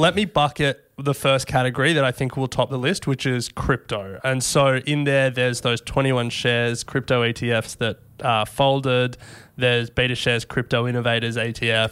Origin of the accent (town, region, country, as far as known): Australia